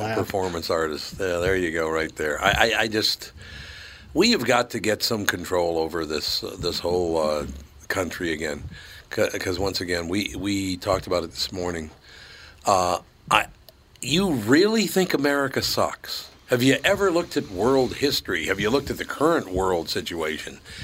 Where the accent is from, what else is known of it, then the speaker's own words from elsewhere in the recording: United States; because I'm an American